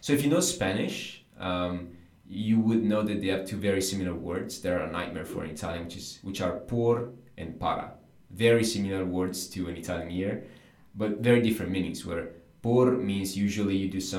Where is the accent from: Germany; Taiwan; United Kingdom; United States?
United Kingdom; England; English is a second language; Vengo dall'Inghilterra, I come from the England.